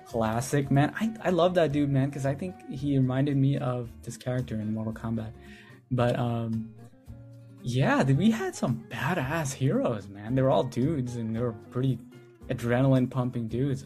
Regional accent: India; I'm from India

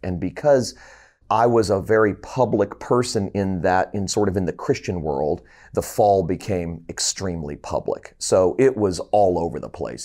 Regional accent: Fort Lauderdale, Florida, United States; moved away as an adult; also born or lived in Columbia, South Carolina / Tennessee; moved back home to my hometown of Fort Lauderdale, Florida

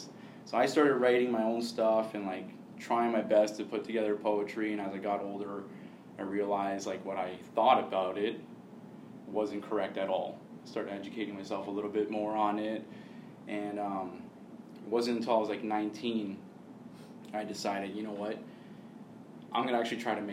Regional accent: Hamilton, Ontario, Canada; I'm from Hamilton, proud to be from Hamilton, love that city so much, I'm always going to love my city

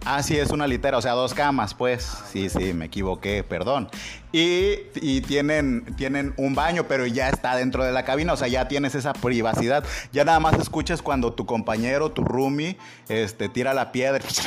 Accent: Mexico; nosotros somos guarros los mexicanos

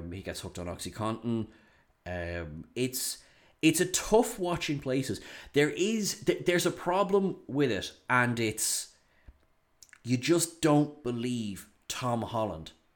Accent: Ireland

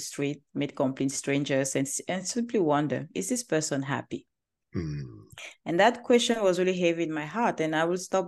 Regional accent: Cameroon; English is a second language; moved away as an adult; now in Manhattan Beach, United States; I am originally from Cameroon, as you can hear from my accent, probably you were wondering where I'm from. I'm from Cameroon

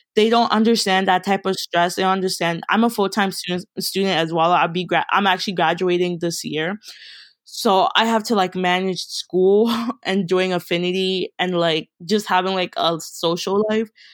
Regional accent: Baltimore, Maryland, United States; also born or lived in Kenya; I'm from Baltimore, Maryland, but originally I'm from Kenya. I came to America when I was four

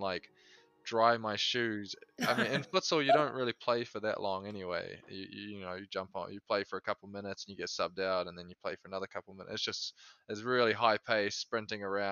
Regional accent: New Zealand; moved away as an adult; now in Chicago, United States; I came from New Zealand

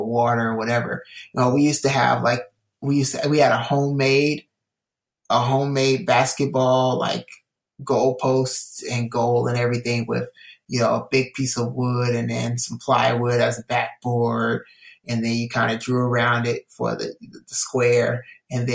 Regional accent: Illinois, United States; also born or lived in California; I came from California to Illinois.

